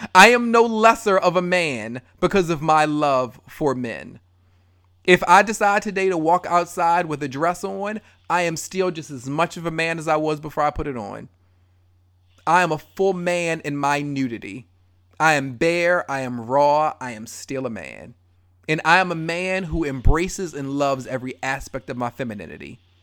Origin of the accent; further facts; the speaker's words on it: Baltimore, Maryland, United States; I love Baltimore all day long